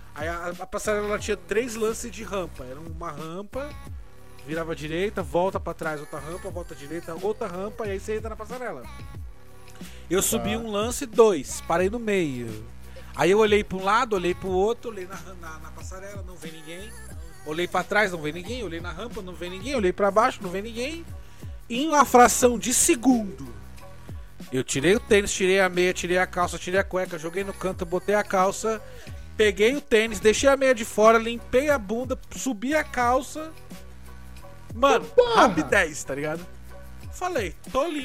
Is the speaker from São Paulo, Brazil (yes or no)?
yes; São Paulo, Brazil; A Vila Sabrina é onde eu nasci, inclusive, na zona norte de São Paulo